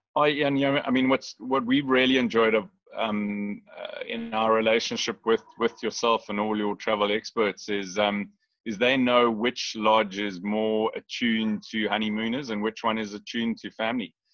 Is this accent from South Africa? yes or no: yes; Lion Sands, Kruger National Park area, Mpumalanga, South Africa; we we grew up on the Lion Sands property